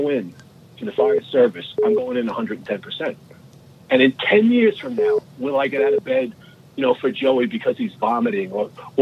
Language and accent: English; New York City, New York, United States; moved away; I grew up in New York City